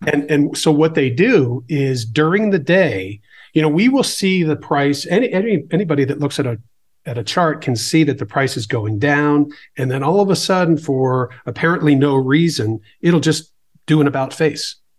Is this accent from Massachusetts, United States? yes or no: yes; Boston, Massachusetts, United States; I grew up in the Boston area